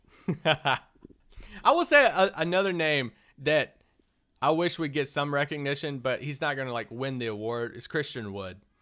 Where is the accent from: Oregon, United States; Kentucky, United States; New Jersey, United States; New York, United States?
Kentucky, United States; I'm from Kentucky